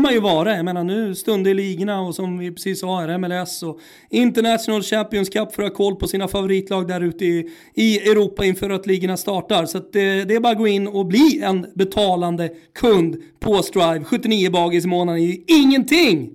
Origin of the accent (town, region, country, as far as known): Rönninge, Stockholm County, Sweden; also born or lived in Florence / Lund